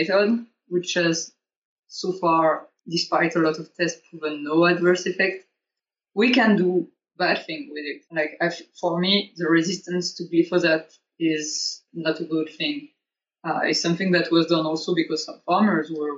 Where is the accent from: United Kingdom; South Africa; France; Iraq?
France; south of France; now in Germany; I'm from too, south of France